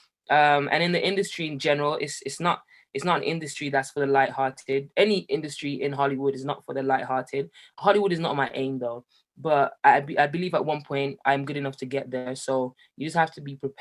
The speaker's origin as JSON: {"language": "English", "country": "Jamaica", "tie": "born or raised there", "moved": "yes", "lives_now": "Birmingham, United Kingdom", "said": "I grew up in Jamaica"}